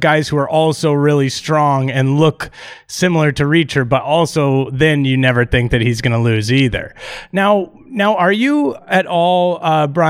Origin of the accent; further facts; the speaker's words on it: Canada; I'm Canadian.